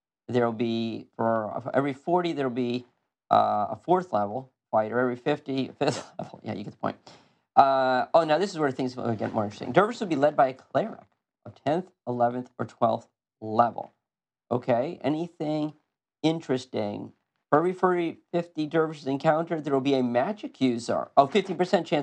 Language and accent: English; United States; I'm American.